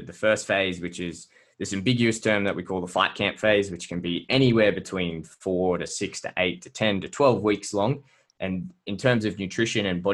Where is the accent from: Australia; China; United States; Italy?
Australia; Brisbane, Queensland; we're from the same city, right? We're from Brisbane.